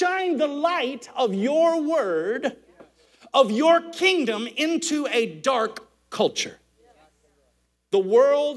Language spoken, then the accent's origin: English; Alabama, United States; I'm from Alabama